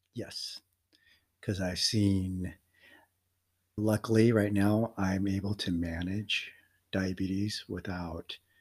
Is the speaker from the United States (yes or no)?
yes; Denver, Colorado, United States; also born or lived in Philippines; I was adopted by an American family and grew up in Denver, Colorado